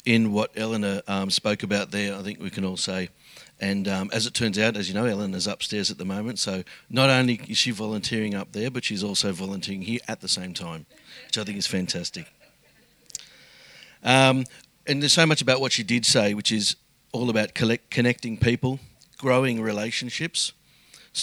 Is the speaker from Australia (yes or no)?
yes; Sydney, New South Wales, Australia; moved away as an adult; now in Melbourne, Australia; I moved to Melbourne from Sydney several years ago, where I grew up in a family of seven.